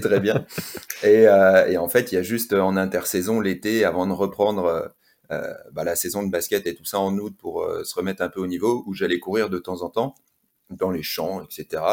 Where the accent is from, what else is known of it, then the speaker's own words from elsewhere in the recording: Lille, Hauts-de-France, France; moved away as an adult; also born or lived in Toulouse / La Réunion; now in Courchevel, France; à l'origine, je viens du Nord, donc j'ai grandi à Lille